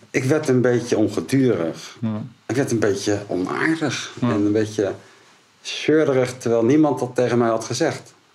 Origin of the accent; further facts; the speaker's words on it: Rotterdam, South Holland, Netherlands; En Rotterdammers zijn we natuurlijk.